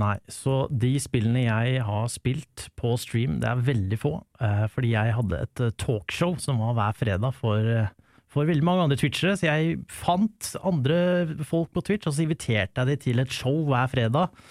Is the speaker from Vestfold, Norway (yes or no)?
no; Lørenskog, Akershus, Norway; Jeg er fra Lørenskog